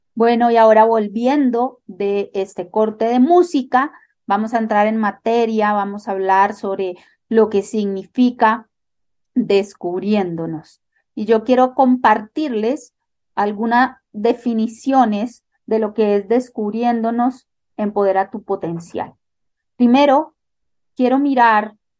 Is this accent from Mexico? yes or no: no; Italy; Spanish is a second language; moved away as an adult; now in Bogotá, Colombia; una italiana eh, que vive en América Latina, por la precisión en Bogotá, desde hace 10 años